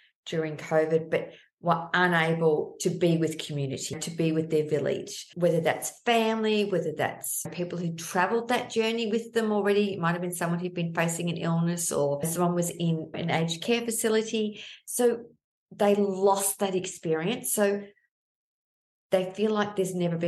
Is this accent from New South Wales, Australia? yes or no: no; Melbourne, Victoria, Australia; I'm from Melbourne